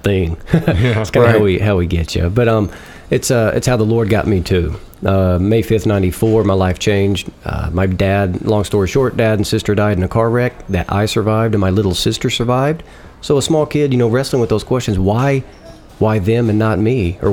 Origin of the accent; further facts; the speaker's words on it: Arkansas, United States; accent: Southern; I grew up in the Protestant South here in Arkansas